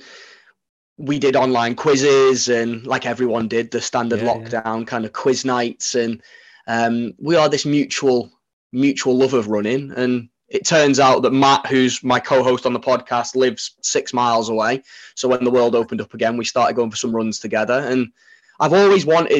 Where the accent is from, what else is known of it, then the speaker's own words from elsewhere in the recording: Widnes, North West England, United Kingdom; now in Sheffield, United Kingdom; So I'm from Widnes originally. We live in Sheffield now